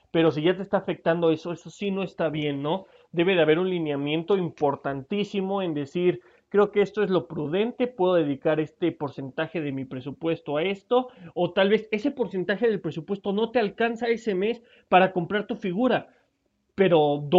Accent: Mexico; es, una sorpresa que yo soy mexicano y que me encantó los detalles de cómo le prestaron atención a este Funko.

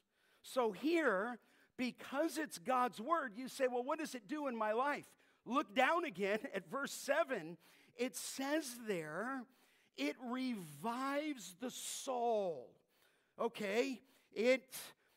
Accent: California, United States; I'm from California.

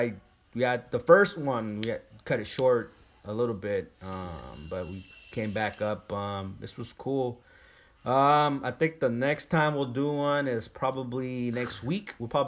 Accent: Bay Area, California, United States; now in Houston, United States; We're from the Bay Area.

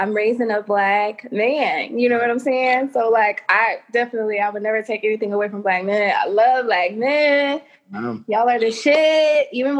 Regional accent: St. Louis, Missouri, United States; also born or lived in Tampa, Florida; now in Atlanta, United States; I am not from Tampa. I lived in Tampa for like 4 years. I'm from St. Louis, right?

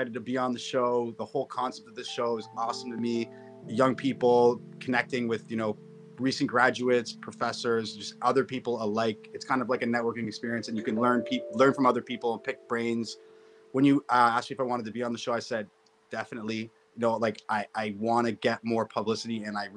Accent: Toronto, Ontario, Canada; I grew up here in Toronto, Canada, Ontario.

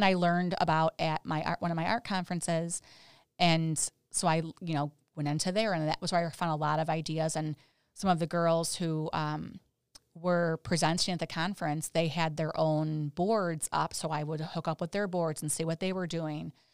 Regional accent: Chicago, Illinois, United States; being in Chicago, my, grew up here too

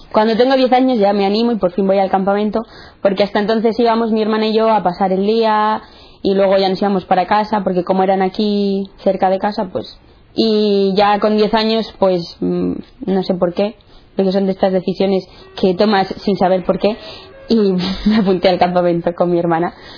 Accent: Santander, Cantabria, Spain; tengo 18 años, soy de Santander

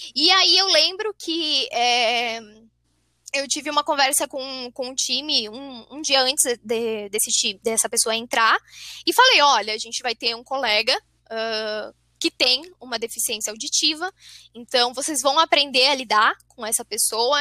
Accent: São José dos Campos, São Paulo, Brazil; eu sou paulista, sou de São José dos Campos, São Paulo.

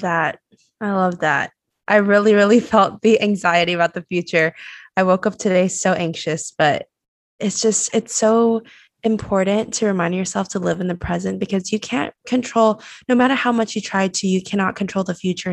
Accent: Taiwan; moved away as an adult; I was born and raised in Taiwan, so I had to move across the world and come here.

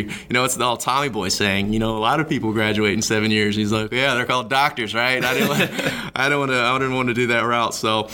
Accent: Huntsville, Alabama, United States; I grew up in Huntsville, Alabama

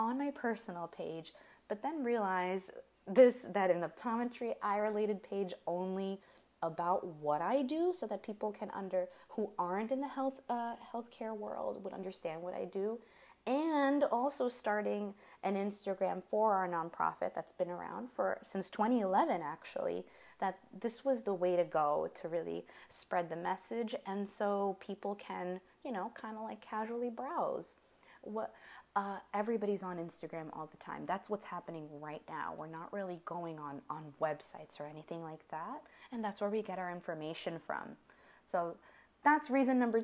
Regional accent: United States; We're American.

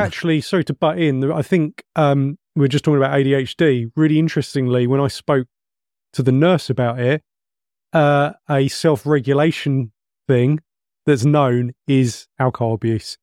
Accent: England, United Kingdom; we're English

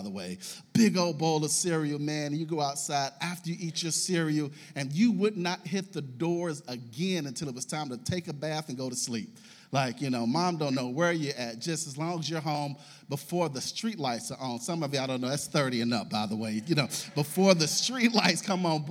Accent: Russell neighborhood, Kentucky, United States; I grew up in the Russell neighborhood, over there

